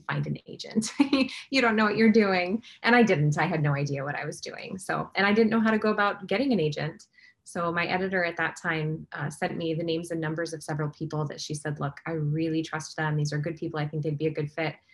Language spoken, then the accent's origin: English; Midwest, United States; I'm from the Midwest